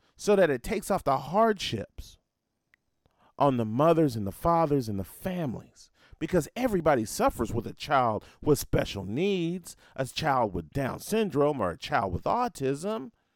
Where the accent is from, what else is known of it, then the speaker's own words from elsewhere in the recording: Nashville, Tennessee, United States; my hometown of Nashville